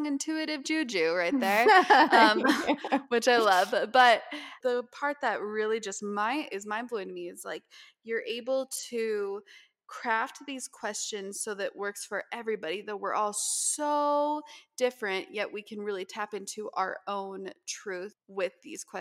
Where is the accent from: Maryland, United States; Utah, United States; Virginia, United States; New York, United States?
Utah, United States; now in Los Angeles, United States; growing up in Utah and experiencing all the seasons